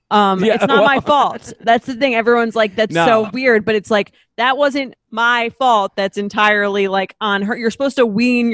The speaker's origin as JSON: {"language": "English", "town": "Long Island", "region": "New York", "country": "United States", "said": "I'm like, Mom, we're from Long Island."}